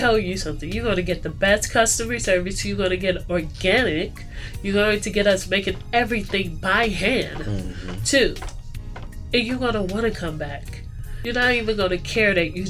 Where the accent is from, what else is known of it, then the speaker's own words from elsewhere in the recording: United States; I was born on this soil. I am an American.